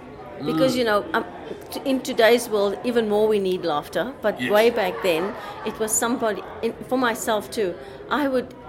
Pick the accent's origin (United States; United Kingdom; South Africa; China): South Africa; accent: South African; now in Australia; when I first arrived in Australia. Of course, you can hear my accent. Nobody knows who I'm talking to yet. It's South African.